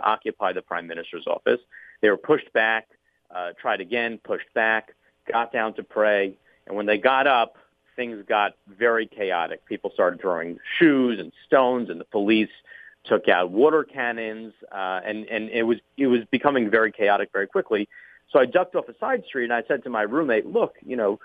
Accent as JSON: {"language": "English", "country": "United States", "said": "being an American"}